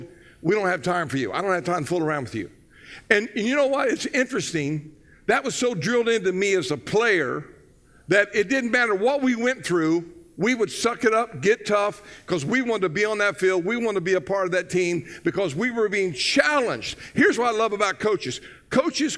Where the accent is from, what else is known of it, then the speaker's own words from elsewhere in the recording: Southern Ohio, United States; now in Florida, United States; I grew up in Southern Ohio